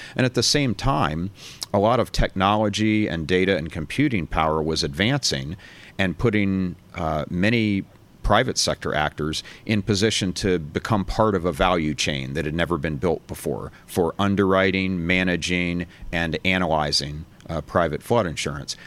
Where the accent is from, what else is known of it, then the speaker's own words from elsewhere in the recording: Florida, United States; my home state of Florida